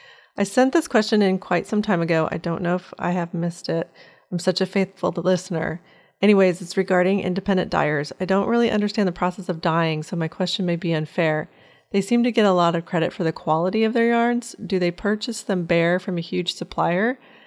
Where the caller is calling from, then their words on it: Windsor, Ontario, Canada; I'm from Windsor, Ontario in Canada.